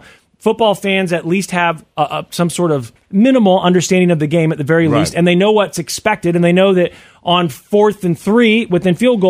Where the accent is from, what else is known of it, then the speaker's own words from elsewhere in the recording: Kansas City, Missouri, United States; I live in an area where college football was not a big thing growing up in Kansas City, Missouri.